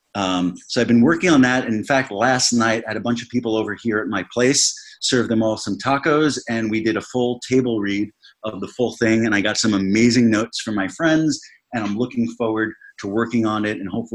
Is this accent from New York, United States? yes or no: yes; Bellmore, New York, United States; my hometown of Belmore, New York, on Long Island, where I grew up